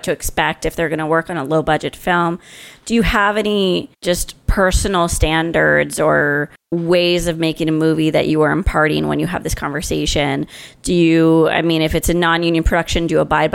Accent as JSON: {"language": "English", "region": "California", "country": "United States", "said": "I'm from California"}